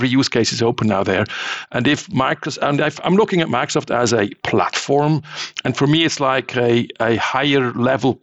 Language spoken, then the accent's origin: English; Switzerland; I'm from Switzerland